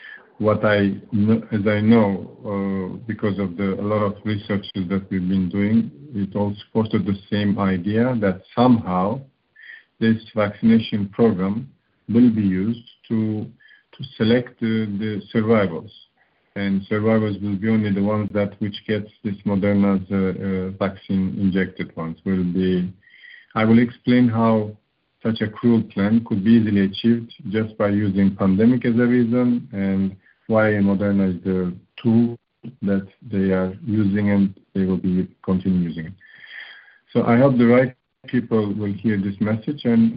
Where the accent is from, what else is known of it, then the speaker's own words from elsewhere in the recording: Turkey; now in Romania; I was born in Turkey, right now living in Romania for over 25 years